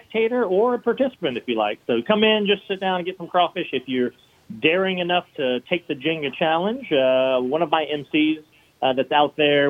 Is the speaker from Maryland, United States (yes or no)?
no; Baton Rouge, Louisiana, United States; moved away as an adult; now in New Orleans, United States; I'm from Baton Rouge, actually.